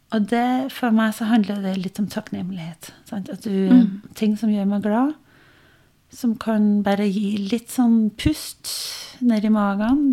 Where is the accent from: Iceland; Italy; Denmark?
Denmark; Norwegian is a second language; moved away as an adult; also born or lived in Norway; now in Biri, Norway; Jeg eh, er dansk. Eh, oppvokst i Danmark, gift med en trønder